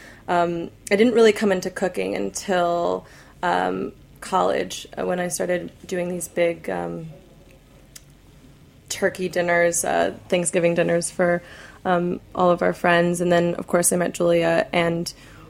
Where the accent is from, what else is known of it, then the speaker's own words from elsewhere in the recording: Los Angeles, California, United States; I'm from Los Angeles